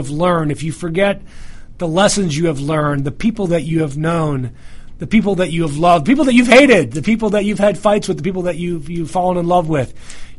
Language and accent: English; New York, United States; accent: New York; Well, I think I'll revert to my full New York mode and talk nice and fast just like this, like I normally do.